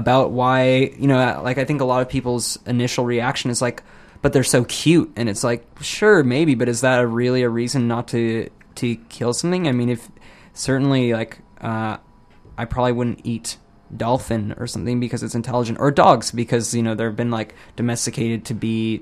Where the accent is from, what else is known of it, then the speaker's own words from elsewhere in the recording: United States; I'm like from the States